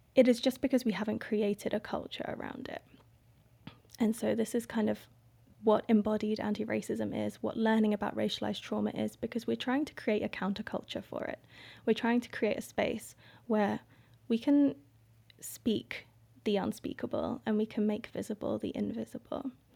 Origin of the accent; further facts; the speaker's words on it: Indonesia; now in Gambia; I am from Indonesia. My dad is Indonesian and my mum is white English.